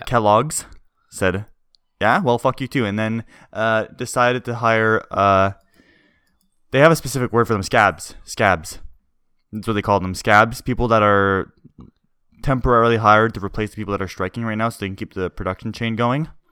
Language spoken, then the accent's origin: English; Canada; we're Canadian.